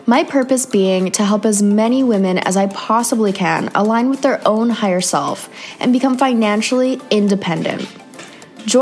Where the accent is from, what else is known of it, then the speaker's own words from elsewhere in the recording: Canada; moved away; another Canadian girl